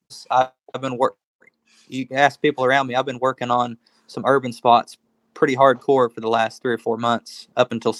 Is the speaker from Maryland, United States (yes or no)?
no; Oklahoma, United States; We're from Oklahoma.